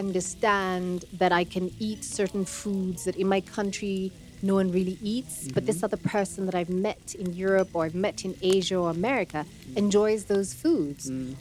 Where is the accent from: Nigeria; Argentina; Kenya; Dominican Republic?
Kenya; Nairobi; I'm like, no, I'm Kenyan. I'm from Nairobi and you're not going to ask me my tribe.